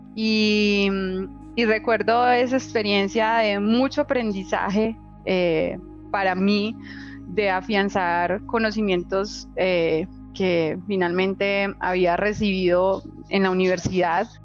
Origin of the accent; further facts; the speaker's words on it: Itagüí, Antioquia, Colombia; yo nací en Itagüí, Antioquia, eh, en un hogar clase media. Papá, mamá, tres hermanos, eh, yo soy la menor. Y pues que crecimos con limitaciones económicas